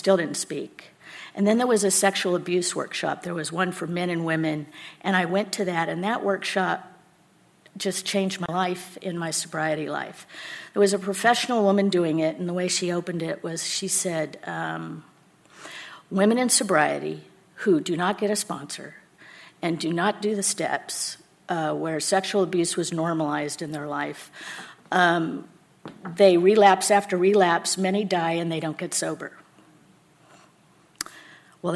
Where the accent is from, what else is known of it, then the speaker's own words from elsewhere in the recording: El Cerrito, California, United States; also born or lived in Martinez, California; I was scooped up out of foster care in the city of El Cerrito